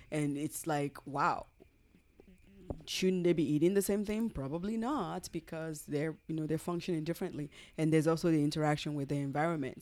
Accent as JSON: {"language": "English", "country": "Nigeria", "moved": "yes", "said": "We're originally from Nigeria"}